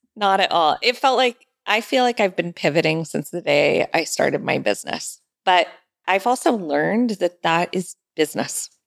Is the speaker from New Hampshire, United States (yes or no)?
no; Sonoma County, California, United States; I'm from Sonoma County